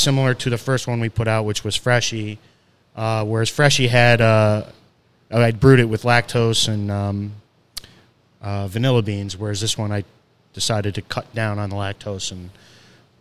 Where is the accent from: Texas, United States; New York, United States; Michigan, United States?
New York, United States; Binghamton; moved away; I'm from Binghamton, New York, originally. I grew up there. I spent about 20-plus years there